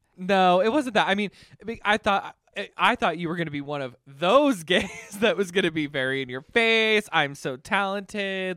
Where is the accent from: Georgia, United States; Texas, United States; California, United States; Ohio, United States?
Ohio, United States; Canton; also born or lived in New York; I am originally from Canton, Ohio, so not very far from here